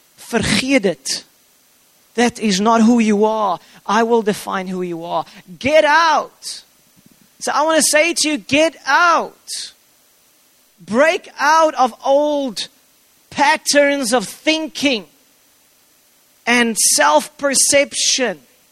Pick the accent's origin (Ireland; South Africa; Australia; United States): South Africa; I'm not a South African first and foremost.